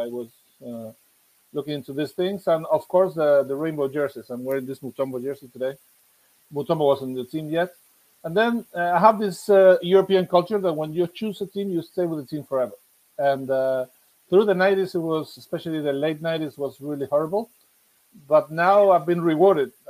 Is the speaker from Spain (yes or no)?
yes; Seville, Andalusia, Spain; now in Barcelona, Spain; I'm from Sevilla.